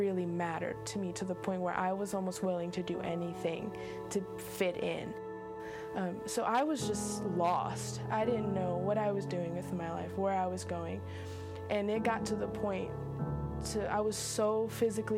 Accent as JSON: {"language": "English", "region": "Indiana", "country": "United States", "tie": "born or raised there", "moved": "as an adult", "lives_now": "Florida, United States", "said": "I grew up in Indiana. I have been living in Florida now"}